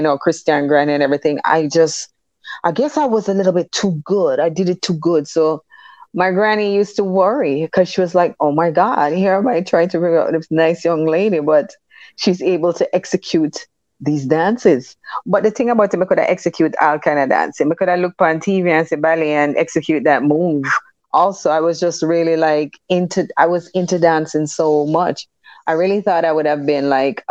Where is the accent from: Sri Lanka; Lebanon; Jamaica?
Jamaica; also born or lived in Kingston, Jamaica / Above Rocks, Jamaica; I grew up in Kingston, Jamaica, and Above Rocks. my first 9 years was Kingston, and then the rest of it was Above Rocks